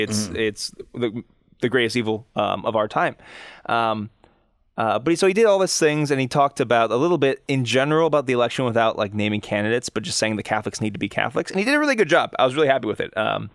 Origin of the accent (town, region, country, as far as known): United States